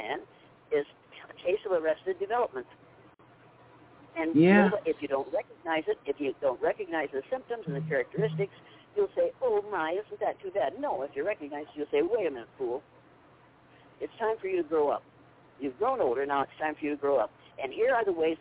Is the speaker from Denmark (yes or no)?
no; Nashua, Iowa, United States; I was born and raised in school in Nashville, Iowa